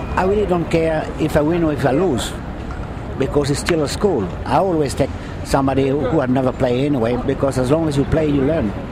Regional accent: France; now in New York, United States; I'm French

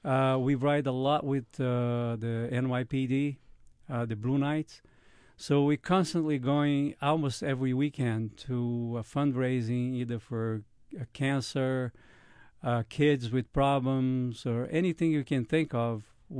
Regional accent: Brazil; now in Westchester, United States; I'm from Brazil originally

